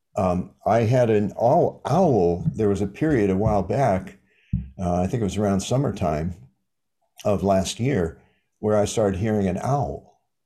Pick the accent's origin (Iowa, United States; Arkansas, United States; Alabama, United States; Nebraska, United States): Iowa, United States; I'm from Iowa, the Midwest